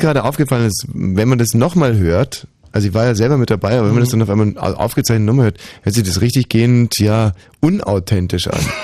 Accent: Bavaria, Germany; da wo ich herkomme, ist jetzt nicht ganz China, sondern Bayern

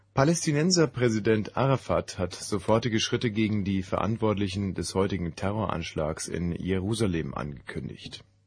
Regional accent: West Germany, Germany; im Westen groß

